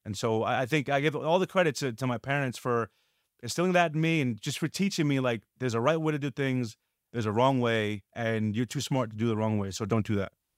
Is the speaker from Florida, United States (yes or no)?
no; New York City, New York, United States; growing up in New York